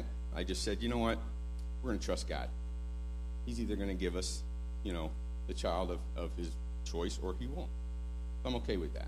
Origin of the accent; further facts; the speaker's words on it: Texas, United States; I'm from Texas